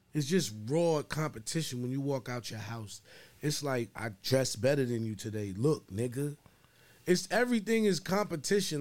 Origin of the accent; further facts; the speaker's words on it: New York City, New York, United States; moved away as an adult; now in Chicago, United States; I'm just from Harlem